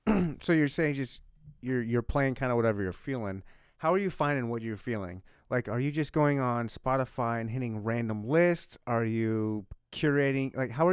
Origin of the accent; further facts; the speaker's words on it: Michigan, United States; also born or lived in South Dakota / Louisiana / Leavenworth, Kansas; I was born and raised in Michigan. But then I bounced around South Dakota, Louisiana, then Leavenworth, Kansas, graduated from there.